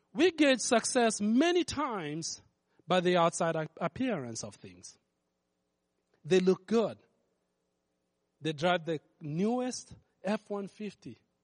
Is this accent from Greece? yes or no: no; Kenya; moved away; I grew up in Kenya